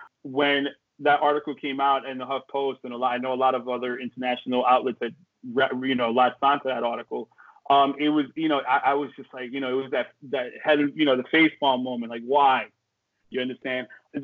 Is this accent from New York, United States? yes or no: yes; New York City, New York, United States; I grew up in the Bronx, man.